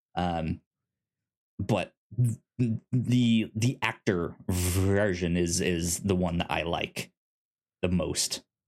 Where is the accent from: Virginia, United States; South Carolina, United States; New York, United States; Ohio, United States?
Virginia, United States; Northern; I grew up in Northern Virginia